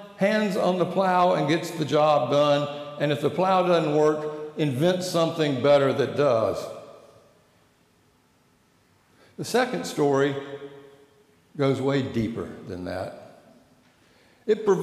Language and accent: English; Atlanta, Georgia, United States; Atlanta, Georgia.